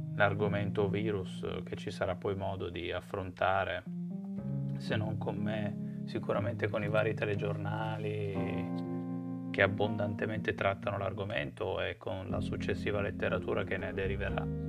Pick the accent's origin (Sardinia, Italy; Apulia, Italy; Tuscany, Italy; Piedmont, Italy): Piedmont, Italy; Turin; sono di Torino